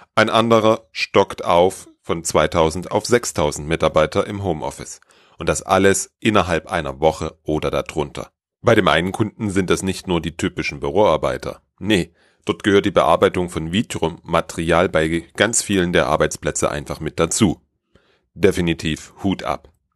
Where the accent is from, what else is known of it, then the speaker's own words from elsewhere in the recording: Germany; bei uns in Deutschland